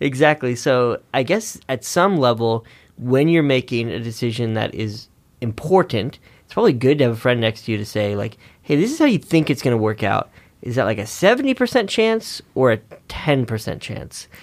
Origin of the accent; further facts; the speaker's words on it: Northern California, United States; I grew up in Northern California